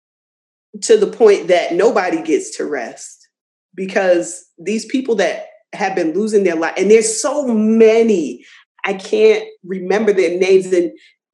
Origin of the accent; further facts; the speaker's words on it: New Jersey, United States; I'm born and raised in New Jersey, but I certainly by way of the South.